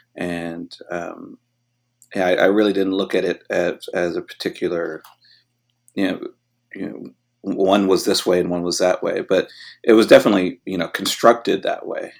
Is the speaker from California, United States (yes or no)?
yes; West Covina, California, United States; also born or lived in Hollywood, Los Angeles; we then moved out to the suburbs and I grew up really in West Covina, which is about, you know, twenty-five miles away from downtown L